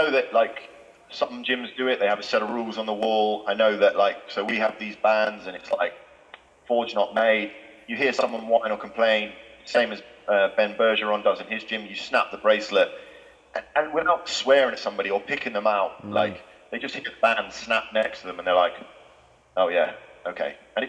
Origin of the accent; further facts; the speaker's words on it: Galway, Connacht, Ireland; born there; You know, the family I grew up in, I was born in Galway. I think that's probably how we ended up talking. I grew up in an Irish family.